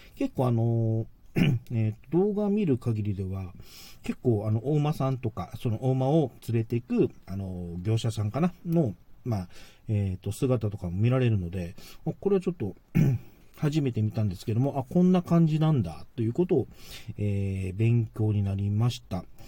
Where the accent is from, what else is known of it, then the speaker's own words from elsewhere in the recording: Okinawa, Japan; 自分沖縄なので、まあ、沖縄は沖縄のそのエーサー